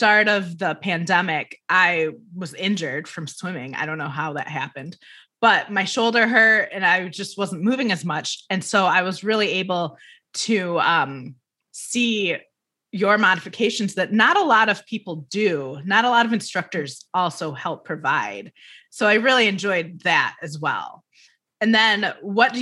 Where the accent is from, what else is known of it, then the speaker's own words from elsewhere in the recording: Midwest, United States; a Midwesterner